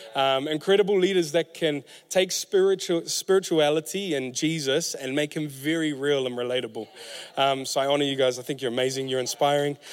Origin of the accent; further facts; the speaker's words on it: Auckland, New Zealand; I'm from West Auckland